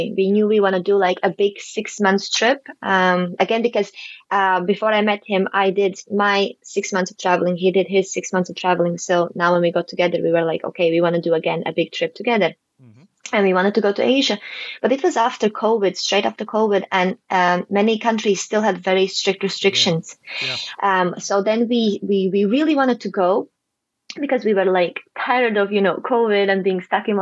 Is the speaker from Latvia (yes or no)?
yes; Latvia; moved away as an adult; also born or lived in Huelva, Spain; now in Gibraltar; I'm originally from Latvia